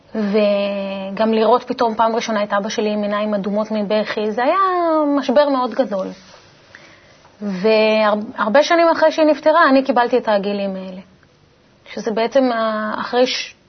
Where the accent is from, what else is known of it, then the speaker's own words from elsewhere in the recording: Italy; כשנולדתי באיטליה